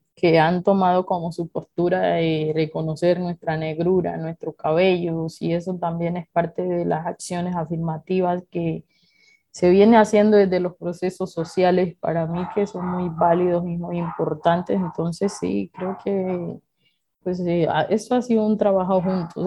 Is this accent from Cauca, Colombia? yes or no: yes; Suárez, Cauca, Colombia; nosotros hemos recibido ya de manera específica como población afrodescendiente la toma